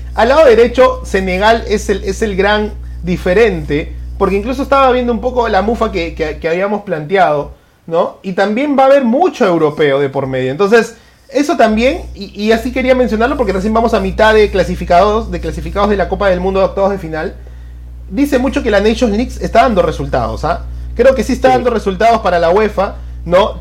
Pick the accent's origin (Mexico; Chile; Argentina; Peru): Peru; como peruanos